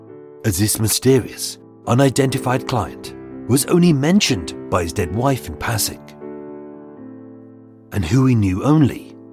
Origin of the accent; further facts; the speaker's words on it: London, United Kingdom; Maybe it's because I'm a Londoner.